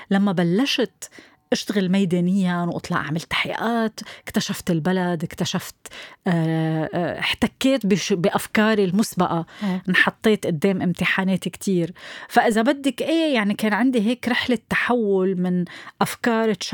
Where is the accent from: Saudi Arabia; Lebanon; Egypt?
Lebanon; انا صحفيه لبنانيه